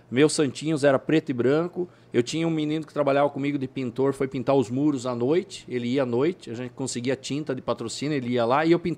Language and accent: Portuguese; Nova Santa Rosa, Paraná, Brazil; born there; also born or lived in Palotina; now in Sorriso, Brazil; Eu nasci em Nova Santa Rosa, Paraná. Morávamos em Palotina em 84.